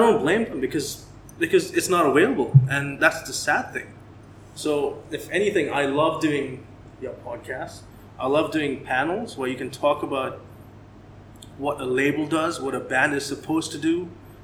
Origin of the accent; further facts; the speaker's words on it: Dubai, United Arab Emirates; first language English; also born or lived in Canada; So, I'm Dubai born and raised. I am Indian. I am Portuguese descent.